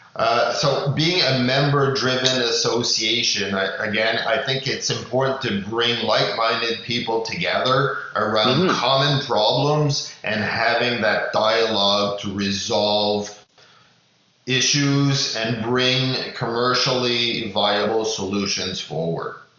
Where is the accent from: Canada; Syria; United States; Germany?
Canada; as Canadian